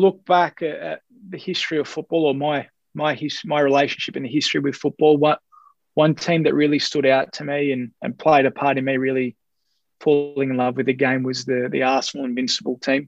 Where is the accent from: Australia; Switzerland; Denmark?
Australia; an Australian Greek